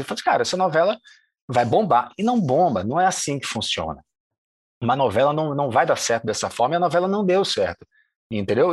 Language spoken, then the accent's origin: Portuguese; Salvador, Bahia, Brazil; moved away as an adult; also born or lived in Diamantina, Minas Gerais / Germany; now in Rio de Janeiro, Brazil; Eu nasci em Diamantina, passo três anos na Alemanha, volto para Salvador com quatro e vivi lá até os 25